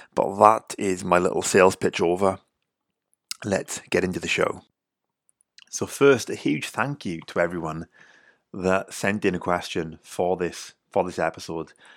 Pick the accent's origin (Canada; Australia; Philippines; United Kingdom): United Kingdom; Wales; I'm from Wales, grew up in the U K.